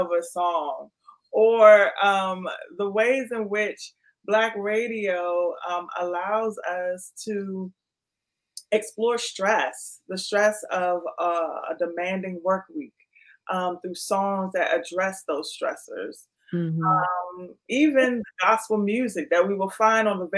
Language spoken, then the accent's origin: English; Washington, District of Columbia, United States; my hometown of DC